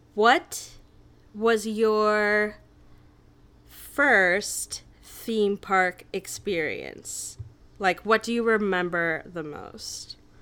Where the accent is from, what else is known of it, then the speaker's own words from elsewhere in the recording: Naperville, Illinois, United States; I grew up in Naperville